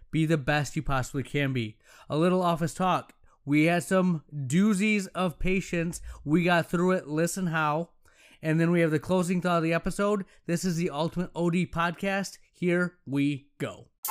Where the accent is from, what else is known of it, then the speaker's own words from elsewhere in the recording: Allendale, United States; I'm back in my hometown ten years later, and some of my friends' parents are now my patients. Some of the people I grew up